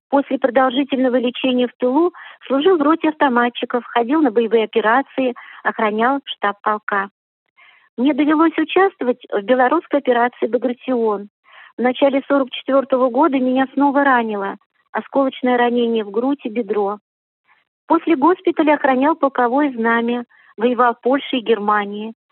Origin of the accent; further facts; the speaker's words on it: Barsukova, Bashkortostan, Russia; born there; Родился я в Башкирии, в деревне Барсукова, в 1925 году в крестьянской семье – где все были трудолюбивыми.